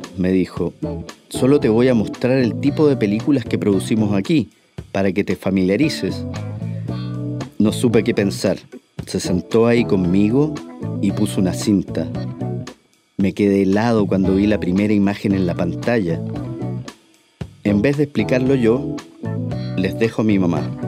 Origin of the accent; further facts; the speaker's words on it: Chile; moved away; siendo chileno